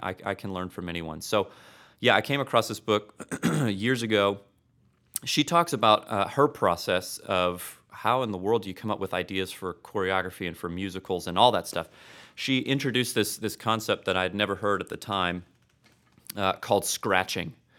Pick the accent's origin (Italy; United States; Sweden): United States; Destin, Florida; moved away as an adult; also born or lived in Tulsa, Oklahoma; now in Oklahoma, United States; I hail from Florida, but I came up here